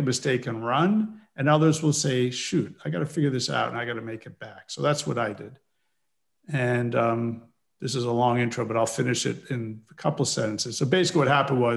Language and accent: English; New York City suburbs, Northeast United States, United States; I grew up in the Northeast of the United States. I was born in New York City, raised in the burbs, and did all my schooling in the Northeast